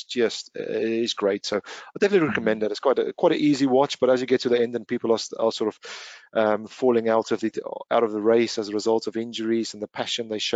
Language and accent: English; South Africa; as South African